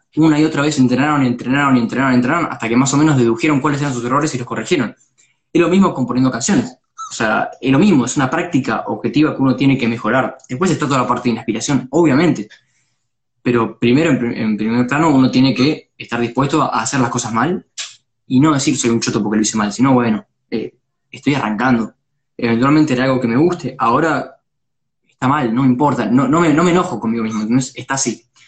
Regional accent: Pilar, Buenos Aires Province, Argentina; Yo soy de, Pilar, pero cuando suelo laburar es en, en Capital, o sea, en el centro

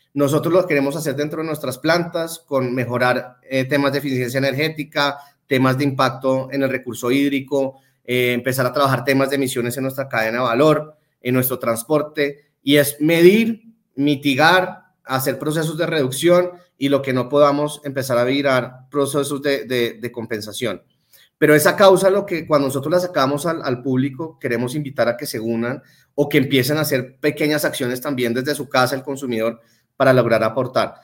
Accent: Colombia; nuestra idiosincrasia de colombianos

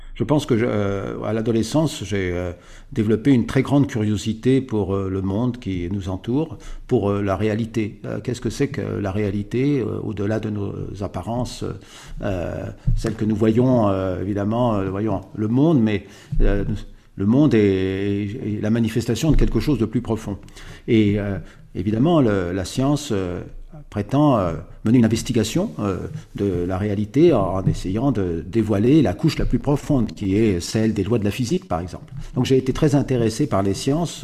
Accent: Paris, Île-de-France, France; je suis né à Paris. je suis né à Paris

